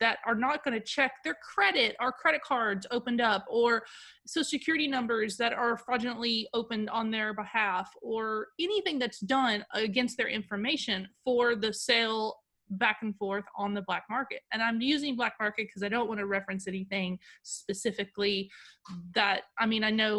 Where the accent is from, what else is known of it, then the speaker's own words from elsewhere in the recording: United States; I'm an American